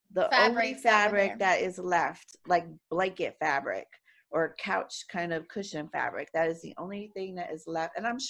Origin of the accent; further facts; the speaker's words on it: Florida, United States; Because Floridians, we have to go get a case of beer.